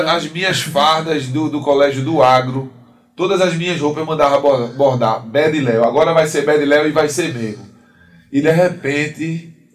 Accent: Vitória de Santo Antão, Pernambuco, Brazil; Eu sou de Vitória de Santo Antão, Pernambuco

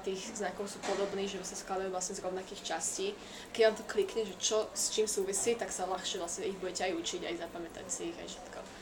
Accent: Slovakia; logicky slovenčinu, ako každý Slovák

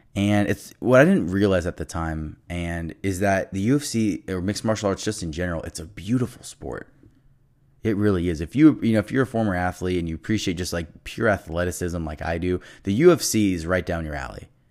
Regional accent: Los Angeles, California, United States; I'm from Los Angeles

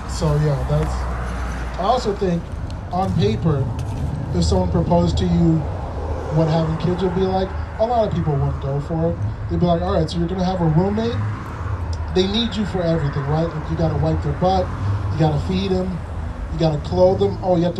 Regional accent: Minnesota, United States; I grew up in Minnesota

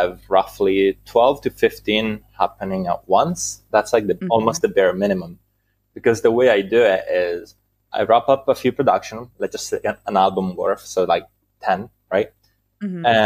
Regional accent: Italy; English is a second language; I am from Italy.

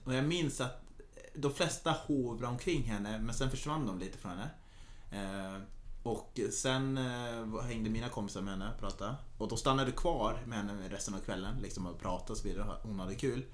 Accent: Norrland, Sweden; jag är ganska mycket norrlänning.

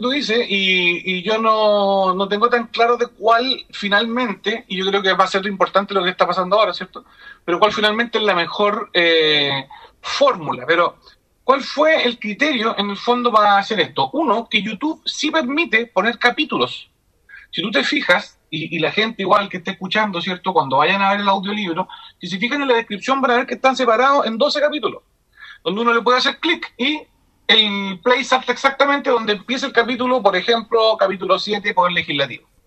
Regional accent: La Ligua, Valparaíso, Chile; yo soy de la Ligua.

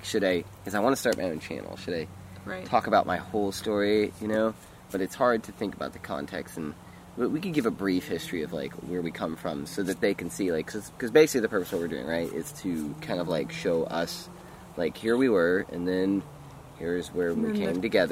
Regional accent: Texas, United States; I was born in Texas, and I was born in a family, a very large family

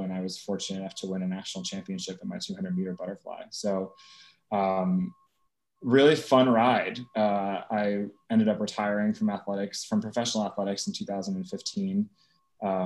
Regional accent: Eastern Long Island, New York, United States; now in New York City, United States; I grew up on Eastern Long Island

